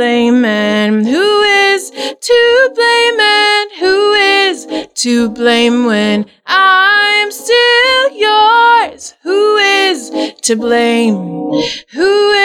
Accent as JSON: {"language": "English", "town": "St. George", "region": "Utah", "country": "United States", "tie": "born or raised there", "also_born_or_lived": "Chicago", "moved": "yes", "lives_now": "Nebraska, United States", "said": "I was born in St. George, Utah, and I was raised in the Mormon church"}